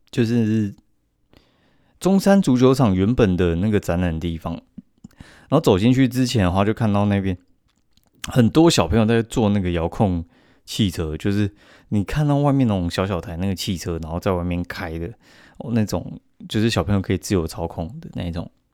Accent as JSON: {"language": "Chinese", "town": "Kaohsiung", "country": "Taiwan", "said": "我就是高雄人嘛，然后台南其实，因为我们亲戚有在台南"}